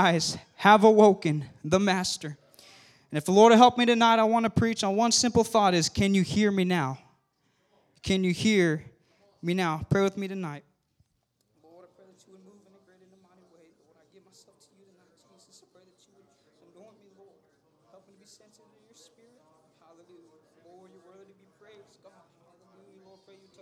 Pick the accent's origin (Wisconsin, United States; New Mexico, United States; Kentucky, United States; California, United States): California, United States; I know I'm from California